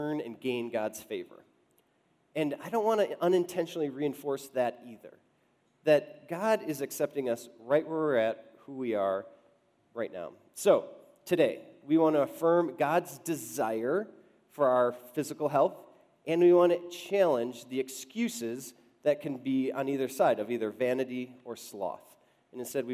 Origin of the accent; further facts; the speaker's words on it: Wisconsin, United States; now in Denver, United States; Susie and I grew up in Wisconsin